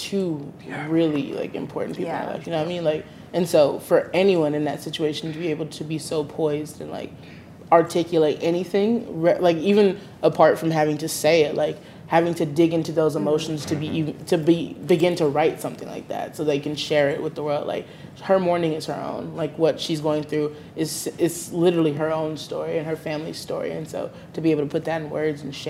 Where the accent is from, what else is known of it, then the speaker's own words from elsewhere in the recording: Alabama, United States; I'm from Alabama